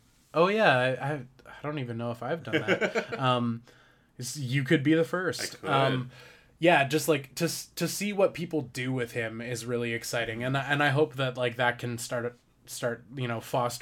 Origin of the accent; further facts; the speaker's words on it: Canada; I wanted to be Suck Lord, but nice, because I'm